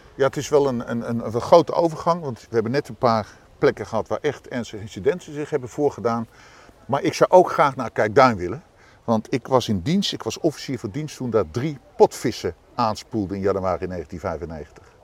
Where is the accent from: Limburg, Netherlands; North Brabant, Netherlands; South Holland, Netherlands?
South Holland, Netherlands; The Hague; als Hagenaar